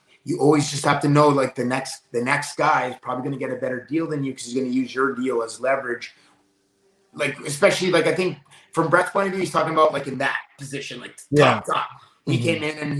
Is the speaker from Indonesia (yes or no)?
no; Canada; us Canadians